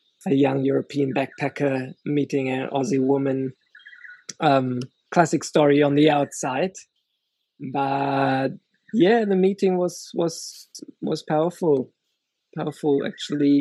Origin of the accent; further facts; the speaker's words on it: Germany; moved away as an adult; I grew up in Germany and grew up with music